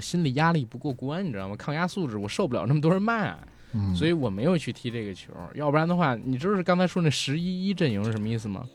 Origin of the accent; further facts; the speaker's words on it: rural northern China, China; 我小时候也生活在北方的农村